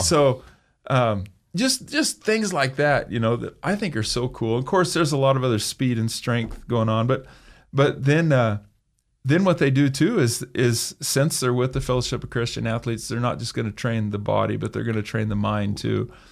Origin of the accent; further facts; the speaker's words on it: Emmett, Idaho, United States; I was raised in Emmett